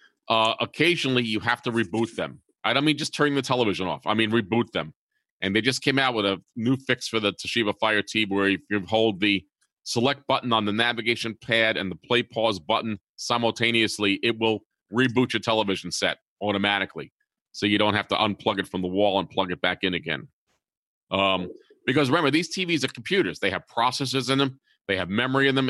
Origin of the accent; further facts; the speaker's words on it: New York City, New York, United States; moved away; I'm from New York City originally